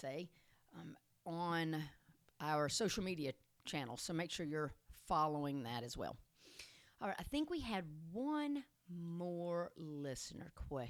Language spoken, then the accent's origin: English; Tennessee, United States; I am from Tennessee, naturally. So I'm not sure what kind of accent just came out.